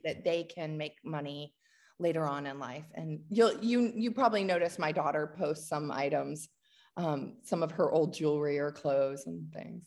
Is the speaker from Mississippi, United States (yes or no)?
no; Washington, District of Columbia, United States; now in Atlanta, United States; I grew up in the Washington, D C area